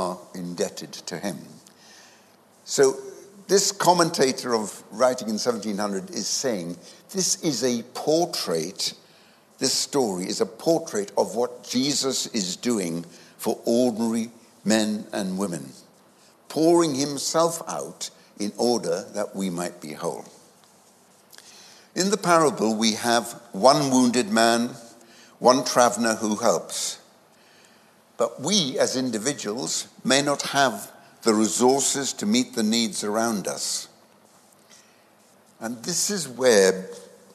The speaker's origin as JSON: {"language": "English", "country": "India", "tie": "born or raised there", "moved": "yes", "said": "I was born in India"}